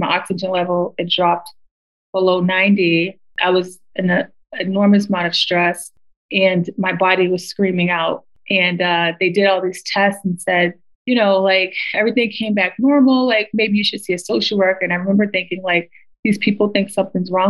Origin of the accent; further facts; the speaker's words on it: United States; growing up in America